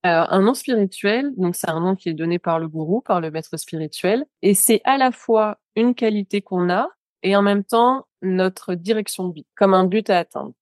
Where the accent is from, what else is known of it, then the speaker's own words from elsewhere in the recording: France; Qui suis-je, moi, en tant que Française